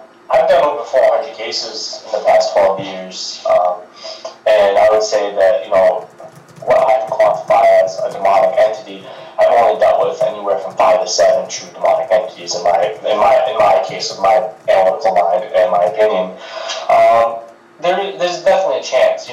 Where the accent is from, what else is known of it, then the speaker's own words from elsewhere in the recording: Rhode Island, United States; I'm from Rhode Island